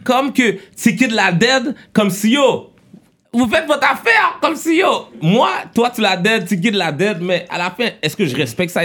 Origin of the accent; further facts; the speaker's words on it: Montreal, Quebec, Canada; Je viens de Québec, là. Je viens de Montréal